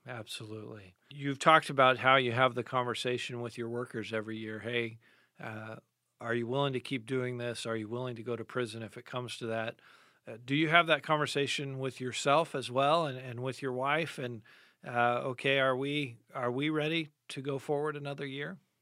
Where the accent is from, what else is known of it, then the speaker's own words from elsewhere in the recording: United States; as American Christians